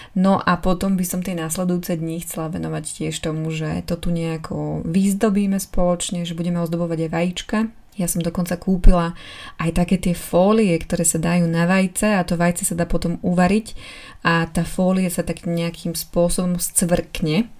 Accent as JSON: {"language": "Slovak", "region": "eastern Slovakia", "country": "Slovakia", "moved": "yes", "said": "U nás na východe je zvyk e, zobrať košík, naplniť ho jedlom a ísť"}